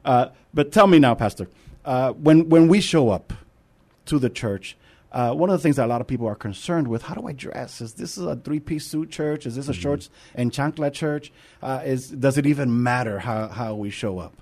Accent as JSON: {"language": "English", "region": "New York", "country": "United States", "accent": "New York", "moved": "yes", "lives_now": "San Antonio, United States", "said": "Now I'm a New Yorker"}